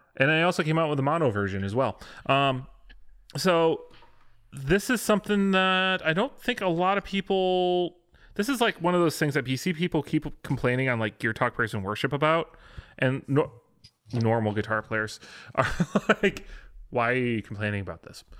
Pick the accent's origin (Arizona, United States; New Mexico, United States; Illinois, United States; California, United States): Illinois, United States; west of Chicago; there's a Dutch community west of Chicago